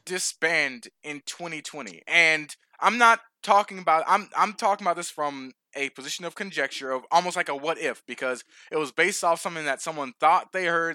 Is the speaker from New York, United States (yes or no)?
no; Atlanta, Georgia, United States; the Braves in my hometown